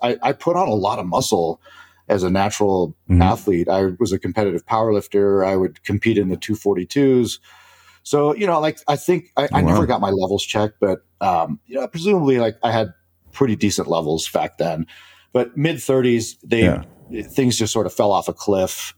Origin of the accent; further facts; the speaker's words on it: Spain; moved away; I was born I was born in Spain